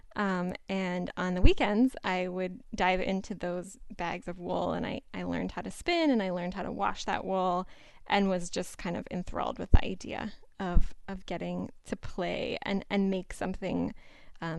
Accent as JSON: {"language": "English", "town": "Pittsburgh", "region": "Pennsylvania", "country": "United States", "tie": "born or raised there", "moved": "as an adult", "lives_now": "Boston, United States", "said": "I grew up in Pittsburgh, Pennsylvania, and I've lived for the last 5 or 6 years in Boston"}